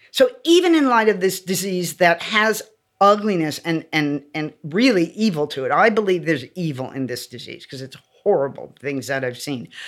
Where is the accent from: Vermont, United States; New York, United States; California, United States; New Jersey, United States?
California, United States; Los Angeles; Born yeah. and raised in LA.